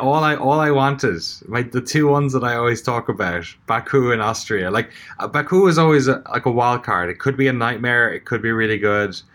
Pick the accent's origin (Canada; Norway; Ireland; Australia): Ireland; as an Irish person